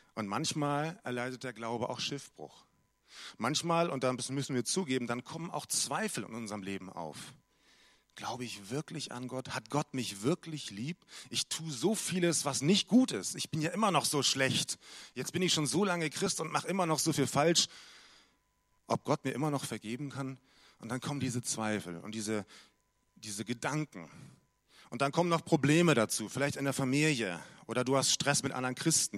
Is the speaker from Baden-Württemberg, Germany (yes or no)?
no; Munich, Bavaria, Germany; moved away; aus München, meine alte Heimat